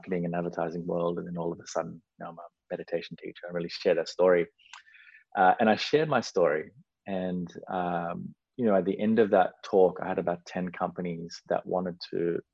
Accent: Australia; born or raised there; also born or lived in Sri Lanka

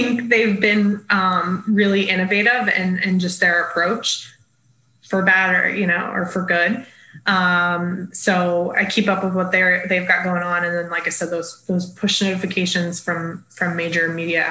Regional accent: South Florida, United States; I grew up in South Florida

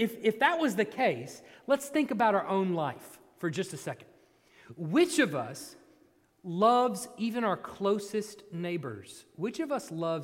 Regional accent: Texas, United States; I grew up in Texas, so it was 150,000 degrees

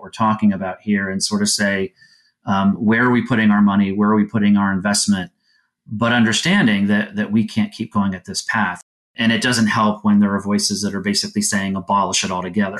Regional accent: Florida, United States; I grew up in Florida

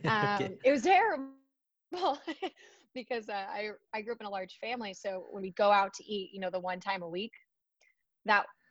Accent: California, United States; I grew up in California. I actually grew up exactly where I'm located today

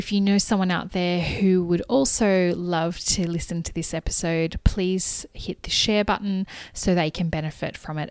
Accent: Australia; as an Aussie kid

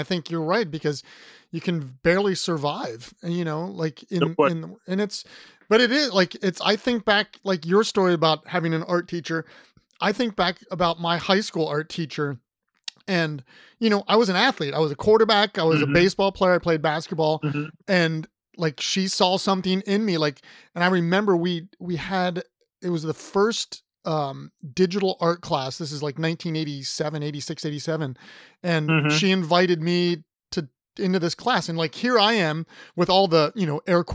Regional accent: Columbus, Ohio, United States; I'm from Columbus

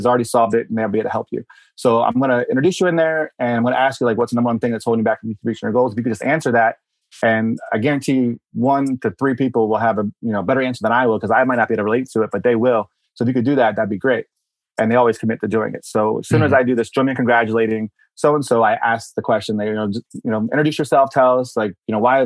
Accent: Baltimore, Maryland, United States; moved away; I'm from Baltimore originally

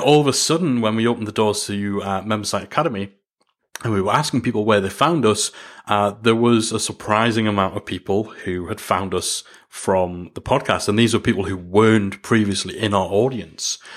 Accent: Newcastle upon Tyne, North East England, United Kingdom; accent: Geordie; as much as I've tried to soften the Jordan a, the Jordy accent

